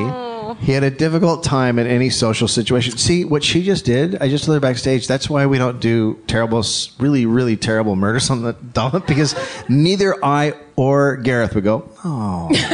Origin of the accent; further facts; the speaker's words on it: California, United States; So I grew up near Karen. I grew up just south of her in a place called Marin County.